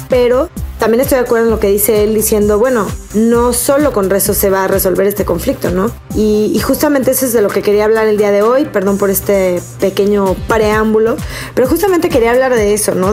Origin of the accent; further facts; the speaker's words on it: Mexico; Nosotros como ciudadanos mexicanos